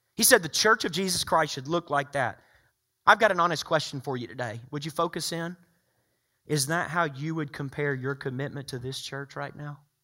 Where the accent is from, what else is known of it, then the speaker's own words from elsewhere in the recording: the South, United States; growing up in the South